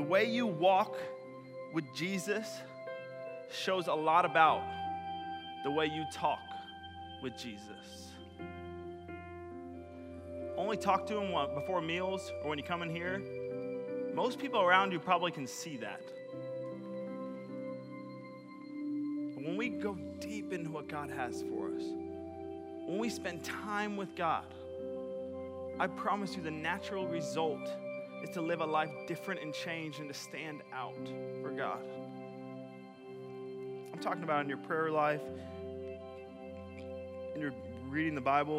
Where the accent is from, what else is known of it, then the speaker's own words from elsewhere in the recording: New York, United States; I'm not from the Bahamas. From New York.